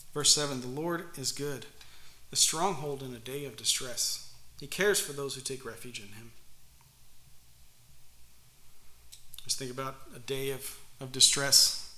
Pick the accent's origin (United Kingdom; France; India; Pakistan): Pakistan; I used to live next to a river when I was growing up in Pakistan, the Indus River. It's a pretty big river.